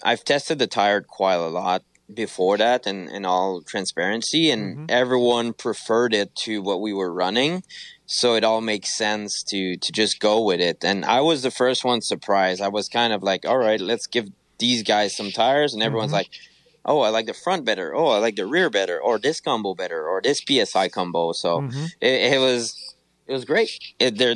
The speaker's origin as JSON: {"language": "English", "country": "Canada", "said": "I'm from Canada"}